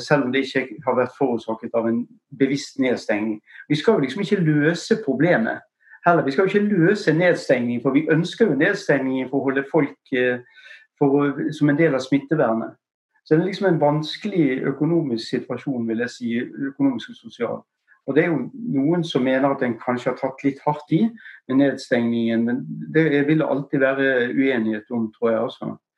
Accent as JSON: {"language": "Norwegian", "town": "Bergen", "region": "Vestland", "country": "Norway", "said": "Så du kan ikke høre på stemmen så, eller på måten jeg snakker, så er jeg fra Bergen"}